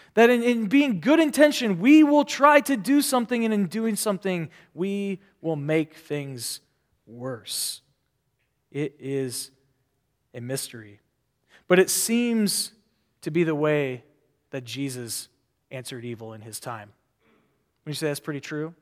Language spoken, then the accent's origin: English; Omaha, Nebraska, United States; now in California, United States; I grew up in the city in Omaha, Nebraska